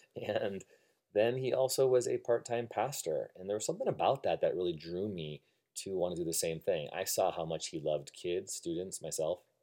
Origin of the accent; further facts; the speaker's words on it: Illinois, United States; moved away as an adult; also born or lived in Evanston, Illinois / Algonquin, Illinois / Buffalo Grove, Illinois / Rockford, Illinois; now in Redwood City, United States; I moved out from Chicago, Illinois, born and uh, raised 20 some years of my life in Illinois